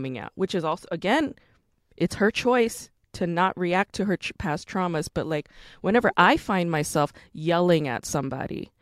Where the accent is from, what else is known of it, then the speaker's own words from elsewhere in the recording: United States; we grew up in America. We're Korean Americans